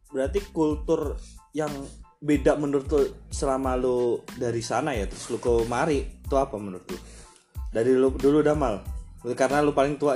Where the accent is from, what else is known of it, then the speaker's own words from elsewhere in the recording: Bekasi, West Java, Indonesia; aku kuliah di Bandung. Lu kayak begini bikin cerita dewasa bangsat. Aku dari Bekasi.